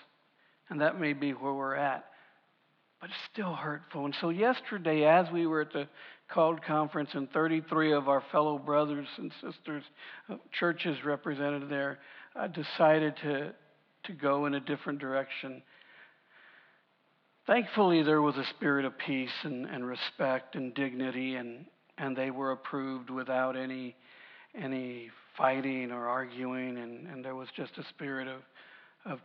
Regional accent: United States; I'm a proud American. I love being American. I love the fact that I live in this country

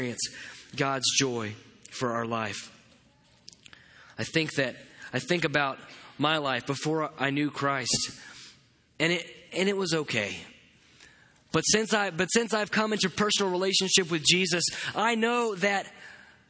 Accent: Katy, Texas, United States; I grew up in Katy, Texas

